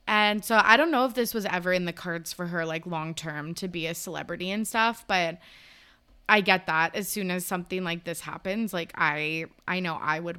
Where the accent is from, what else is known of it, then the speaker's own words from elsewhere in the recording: Ireland; I'm Irish.